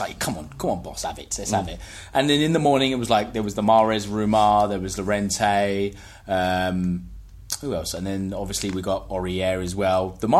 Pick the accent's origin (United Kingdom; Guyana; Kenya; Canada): United Kingdom; England; I'm English.